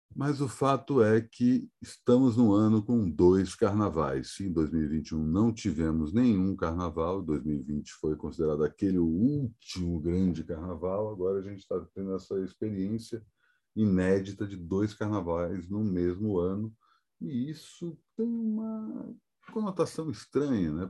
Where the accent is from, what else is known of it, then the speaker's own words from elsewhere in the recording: Brasília, Federal District, Brazil; feriado da inauguração da minha terra natal